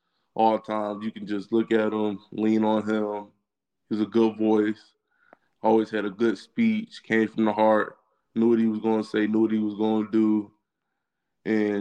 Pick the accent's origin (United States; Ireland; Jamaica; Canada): United States; Virginia; Growing up in Virginia, I know about the Virginia Tech and UVA game